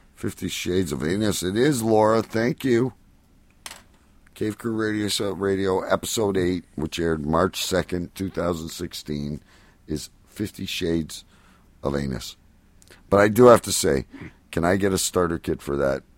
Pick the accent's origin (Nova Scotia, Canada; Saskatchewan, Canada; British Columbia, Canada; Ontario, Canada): Ontario, Canada; Windsor area; it comes from my hometown